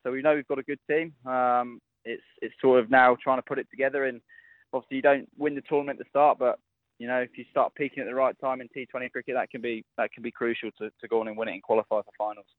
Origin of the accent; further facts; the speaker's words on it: England, United Kingdom; as an Englishman